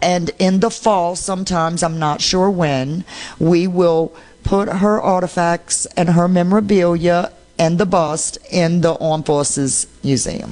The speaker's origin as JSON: {"language": "English", "town": "New Orleans", "region": "Louisiana", "country": "United States", "said": "I'm from New Orleans."}